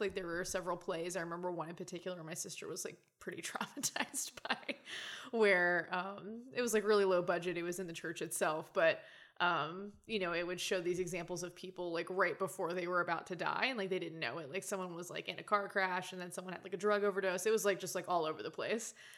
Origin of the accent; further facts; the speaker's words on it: Oklahoma, United States; also born or lived in Louisiana / San Antonio, Texas / Arkansas; I grew up in Oklahoma